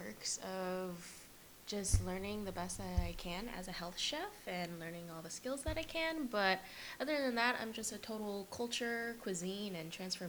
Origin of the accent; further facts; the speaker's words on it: United States; growing up in America, I am a Filipino American, of course.